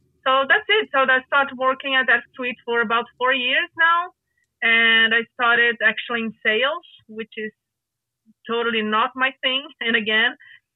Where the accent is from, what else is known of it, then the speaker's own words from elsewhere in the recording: Rio de Janeiro, Brazil; moved away; I don't live in Rio de Janeiro right now, but I am from Rio de Janeiro.